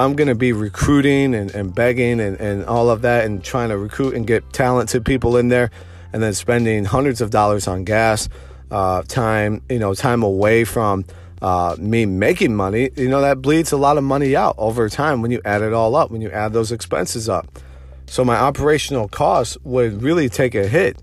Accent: Detroit, Michigan, United States; moved away as an adult; now in Austin, United States; I'm from Metro Detroit

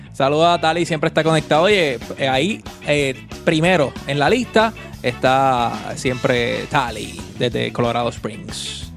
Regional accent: Vega Baja, Puerto Rico; Había tapón para, para janguear acá en, mi pueblito, en Vega Baja.

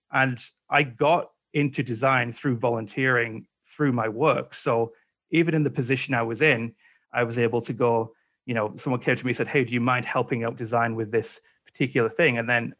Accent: England, United Kingdom; now in Canada; So when I came over to Canada from England back in 2007, I didn't have this COVID thing

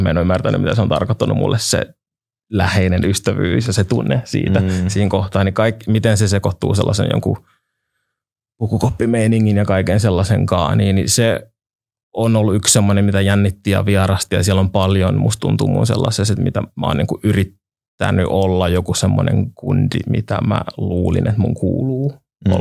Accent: Helsinki, Uusimaa, Finland; mä olen käynyt niin kuin Itiksen peruskoulun ja olen Itä-Helsingistä alun perin

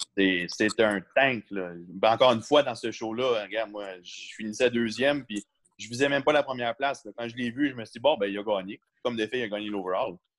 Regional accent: Canada; Je viens du Canada

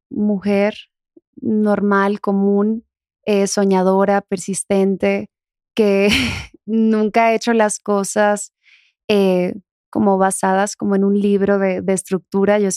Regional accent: Dominican Republic; accent: Dominican; Sí, soy de República Dominicana.

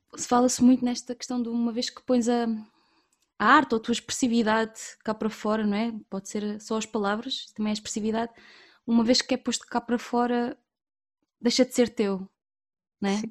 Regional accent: Évora, Alentejo, Portugal; eu sou de Évora, natural de Évora, e, e a verdade é que eu nasci e cresci numa, numa pequena ilha

